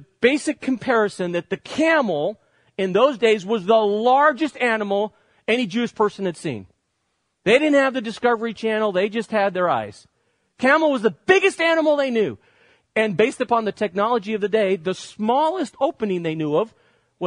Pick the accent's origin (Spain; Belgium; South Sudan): Spain; now in United States; growing up in Spain as I did, one of the best parts about growing up in Spain is my vacations